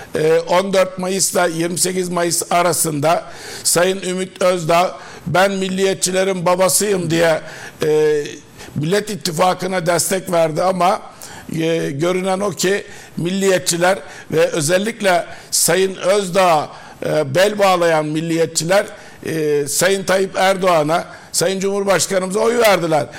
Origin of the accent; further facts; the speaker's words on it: Denizli, Turkey; ben Denizliliyim. Denizli milletvekilliği yaptım